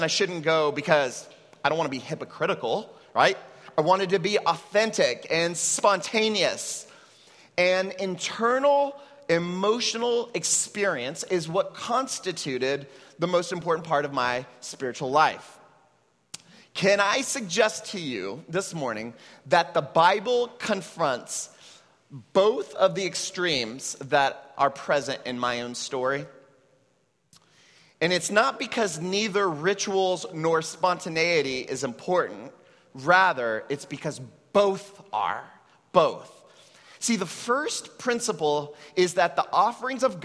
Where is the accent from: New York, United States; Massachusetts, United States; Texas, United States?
Texas, United States; now in Puerto Rico; I come from an immigrant Mexican family that settled in Texas